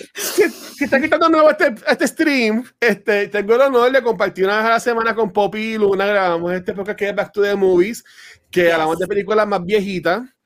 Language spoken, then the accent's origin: Spanish; Canóvanas, Puerto Rico; soy de Canóvana